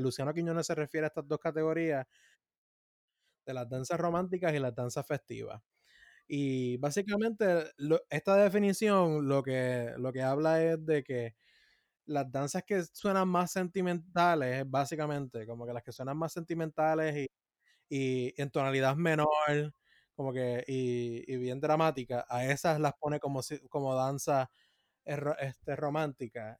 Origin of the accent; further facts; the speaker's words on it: Puerto Rico; como puertorriqueños